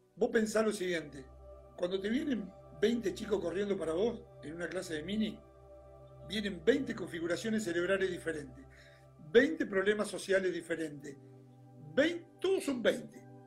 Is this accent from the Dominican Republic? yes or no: no; Argentina; en nuestro país es muy particular en un montón de cosas